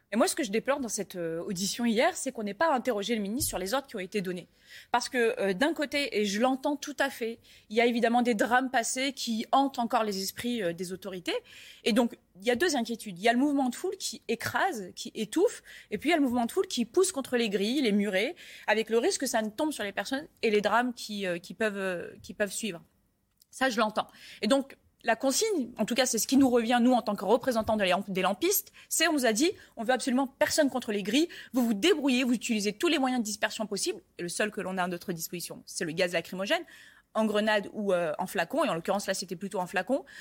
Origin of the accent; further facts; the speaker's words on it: Paris, Île-de-France, France; je suis parisienne